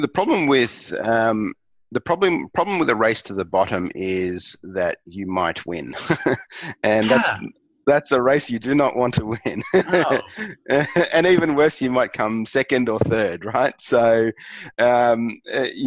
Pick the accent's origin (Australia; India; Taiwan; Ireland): Australia; accent: Aussie; my Aussie accent